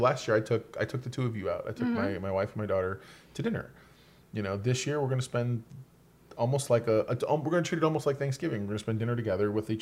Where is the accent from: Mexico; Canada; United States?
United States; New York; moved away; also born or lived in Florida; When I was growing up in New York and then later in Florida, we had three generations under the roof